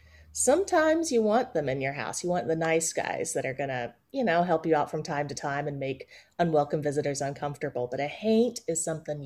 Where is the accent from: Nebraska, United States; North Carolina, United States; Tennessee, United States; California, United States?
Tennessee, United States; Kingsport; now in Atlanta, United States; I grew up in East Tennessee.